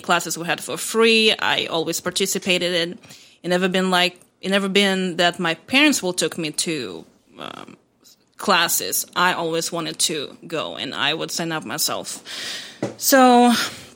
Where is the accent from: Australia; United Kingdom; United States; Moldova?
Moldova; moved away; I'm from Republic of Moldova. It's a small country between Ukraine and Romania.